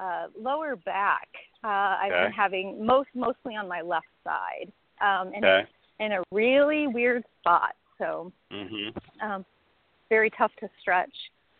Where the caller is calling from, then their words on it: Austin, Texas, United States; I'm from Austin, Texas.